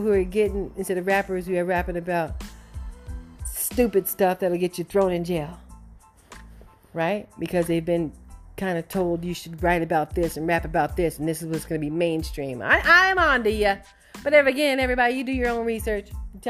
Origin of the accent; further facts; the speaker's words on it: Arizona, United States; I'm from Arizona.